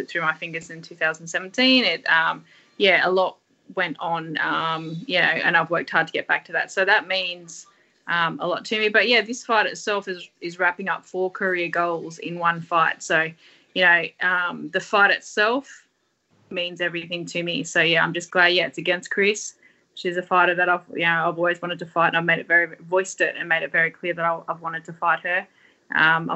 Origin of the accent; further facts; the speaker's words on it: Sydney, New South Wales, Australia; we're all from Western Sydney